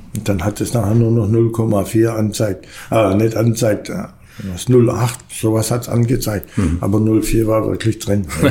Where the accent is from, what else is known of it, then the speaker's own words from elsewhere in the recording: Backnang, Baden-Württemberg, Germany; also born or lived in Rieden near Dasing, Bavaria; Und dann ist man dahergezogen nach Backnang, da hat meine Oma gelebt. Ja, und dann bin ich in Maubach in die Schule gegangen.